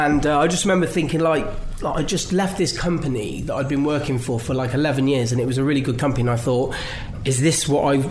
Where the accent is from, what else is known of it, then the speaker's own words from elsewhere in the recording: Cirencester, South West England, United Kingdom; moved away as an adult; now in Cornwall, United Kingdom; I came back to Gloucestershire, which I'm where I'm from, just down the road.